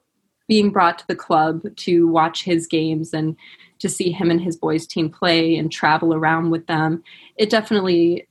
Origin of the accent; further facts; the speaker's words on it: Boston, Massachusetts, United States; I'm originally from Boston, Massachusetts. It was amazing growing up at Broomstone's Curling Club